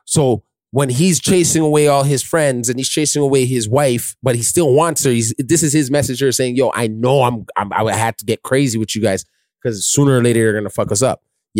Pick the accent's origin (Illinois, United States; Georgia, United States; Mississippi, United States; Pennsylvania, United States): Illinois, United States; Chicago; You can't stop me. I'm from Chicago.